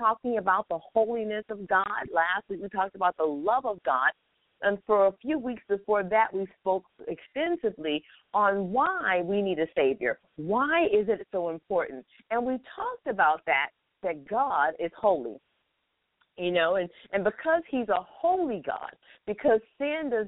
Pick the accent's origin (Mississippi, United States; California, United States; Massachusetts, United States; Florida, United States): Florida, United States; I am here in what I call my hometown, Florida